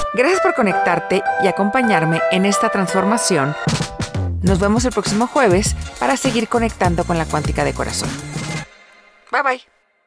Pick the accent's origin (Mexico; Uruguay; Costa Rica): Mexico; Mexico City; moved away as an adult; yo nací y crecí en la Ciudad de México, pero ahora vivo fuera de la Ciudad de México